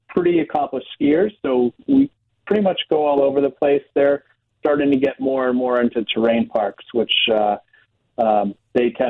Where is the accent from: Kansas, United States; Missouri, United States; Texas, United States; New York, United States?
New York, United States; Long Island; moved away as an adult; also born or lived in Western Massachusetts; now in Wisconsin, United States; I grew up in New York on Long Island